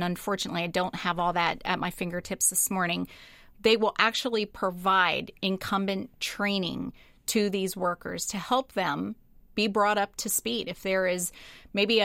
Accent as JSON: {"language": "English", "town": "Linglestown", "region": "Pennsylvania", "country": "United States", "tie": "born or raised there", "said": "That's my hometown"}